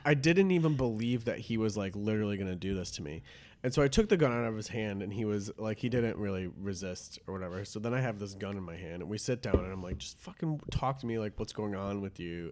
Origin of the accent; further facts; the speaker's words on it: Detroit area, Michigan, United States; I grew up in Detroit area. It wasn't, like, in the city proper